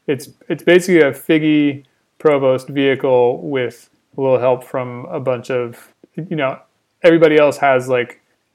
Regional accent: Winston-Salem, North Carolina, United States; That's like it's like my hometown mascot.

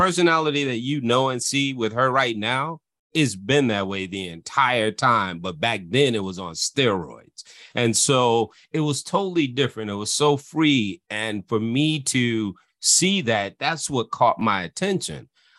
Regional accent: Illinois, United States; And so that's the life that I come from, growing up in the Cook County Housing Authority, dealing with my father with those issues and the turmoil that that caused in my life.

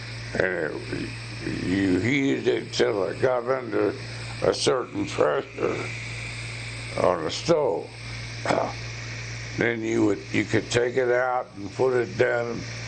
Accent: Sedalia, Missouri, United States; Well, when I was brought up in Sedalia, Eddie and I lived next to a place that raised cattle and pigs

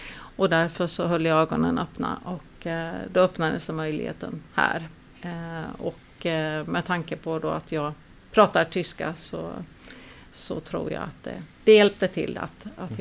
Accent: Mjölby, Östergötland, Sweden; accent: Östgöta dialect; Jag kommer ifrån Östergötland. Jag är uppvuxen i Mjölby där mm. vi bor

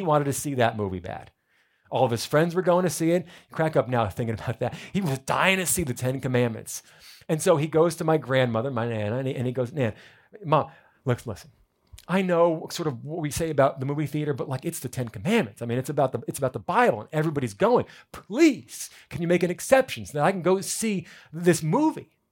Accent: New Jersey, United States; now in South Florida, United States; I'm from New Jersey.

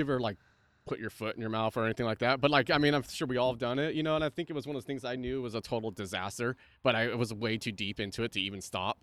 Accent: Santa Cruz, California, United States; moved away as an adult; also born or lived in Los Angeles; now in Santa Barbara, United States; I grew up in Santa Cruz, but I grew up in the mountains

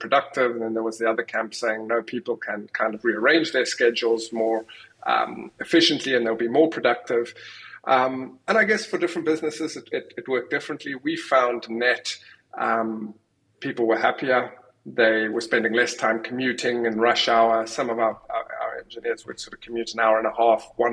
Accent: South Africa; moved away; also born or lived in United Kingdom; I'm from South Africa originally

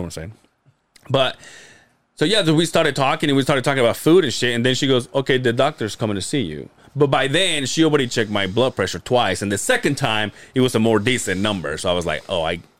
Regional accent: Mérida, Yucatán, Mexico; now in Utah, United States; Mérida, Yucatán.

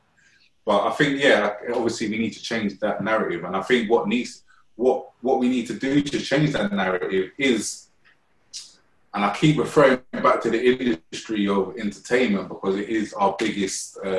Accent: London, United Kingdom; I'm from Shepherd's Bush, and I used to always, like, my parents, well, my mum used to always take me to Shepherd's Bush Library every weekend

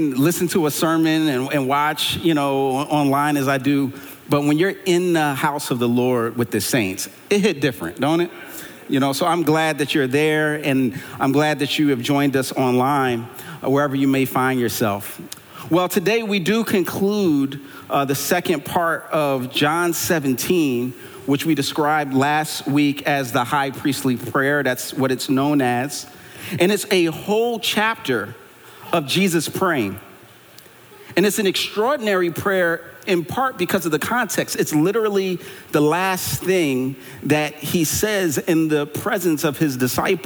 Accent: Philadelphia, Pennsylvania, United States; I'm from Philly

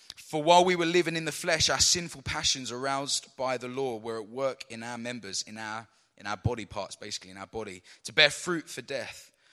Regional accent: London, United Kingdom; I was born in London

